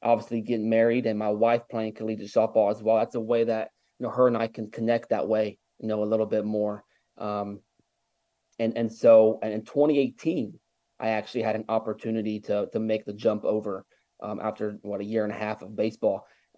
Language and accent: English; Ohio, United States; moved away as an adult; also born or lived in Vienna, West Virginia / Virginia Beach, Virginia; now in Georgia, United States; I'm originally from Ohio